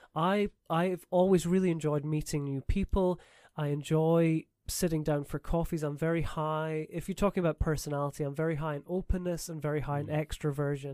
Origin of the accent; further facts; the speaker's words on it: Edinburgh, Scotland, United Kingdom; moved away as an adult; also born or lived in Canada / St Andrews, Scotland; now in Taiwan; I'm from Scotland originally, from Edinburgh